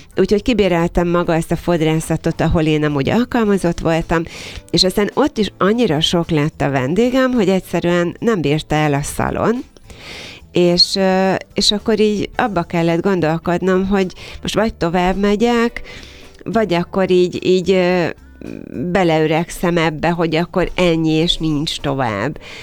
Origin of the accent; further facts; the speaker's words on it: Kiskunhalas, Bács-Kiskun, Hungary; moved away as an adult; now in Budapest, Hungary; 31 évvel ezelőtt jelent meg Kiskunhalason az első szépségszalon